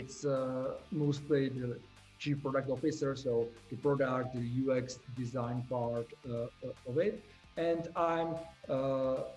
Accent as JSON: {"language": "English", "country": "Czechia", "said": "we are from the Czech Republic"}